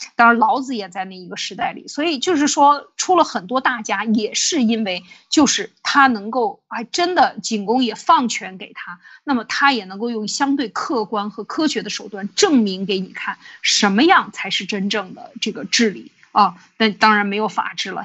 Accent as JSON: {"language": "Chinese", "country": "China", "said": "我们中国人"}